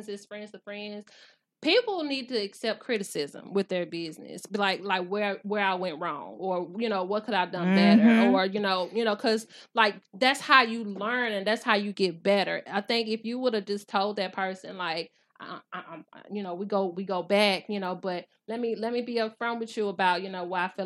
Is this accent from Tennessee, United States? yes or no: yes; Nashville, Tennessee, United States; I'm from Nashville. Like, I represent Nashville. I grew up in Preston Taylor.